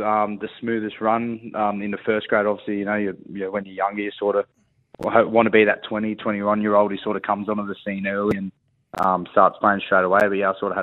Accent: Coffs Harbour, New South Wales, Australia; also born or lived in Sydney; now in Auckland, New Zealand; when I moved from Coffs to Sydney, that was a pretty big change for myself living in the city.

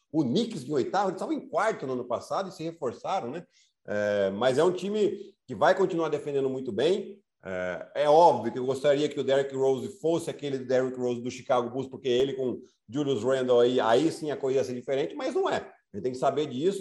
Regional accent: Piracicaba, São Paulo, Brazil; accent: Piracicaba (caipira r); que eu vim de Piracicaba

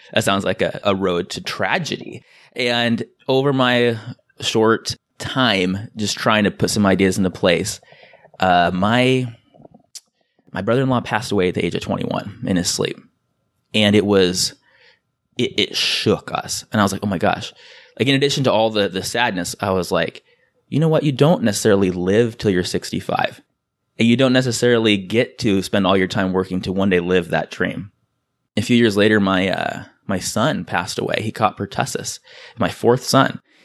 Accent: San Diego, California, United States; I'm from San Diego

